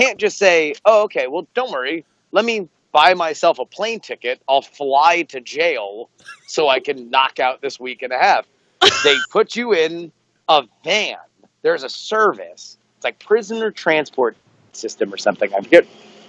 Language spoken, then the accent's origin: English; Broward County, Florida, United States; now in Oakland, United States; pretty much was raised in Broward County, just north of Miami, just west of Fort Lauderdale Beach